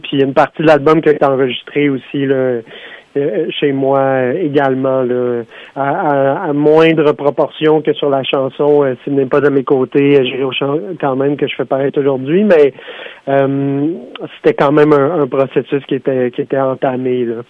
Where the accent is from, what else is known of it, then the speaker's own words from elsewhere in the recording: Sutton, Quebec, Canada; dans mon patelin à Sutton